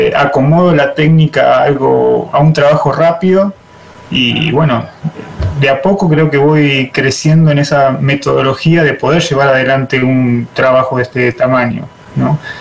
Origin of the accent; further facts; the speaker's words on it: La Pampa, Argentina; Yo soy de La Pampa